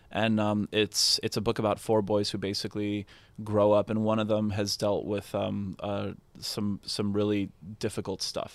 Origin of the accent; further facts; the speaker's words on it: Canada; I'm very Canadian